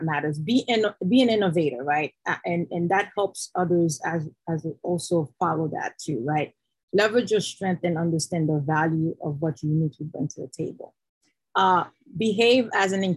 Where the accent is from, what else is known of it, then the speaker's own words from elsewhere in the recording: Haiti; moved away; I'm originally from Haiti